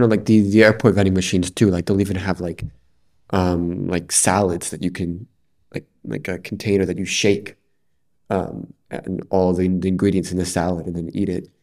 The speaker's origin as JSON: {"language": "English", "region": "New York", "country": "United States", "moved": "yes", "lives_now": "Edinburgh, United Kingdom", "said": "I'm from New York and we also have a lot of twenty four seven food options"}